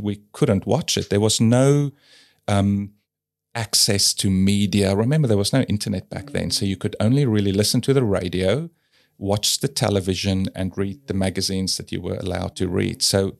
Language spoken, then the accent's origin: English; South Africa; And I guess, yeah, growing up in South Africa, I learned how to question things, which I think is good.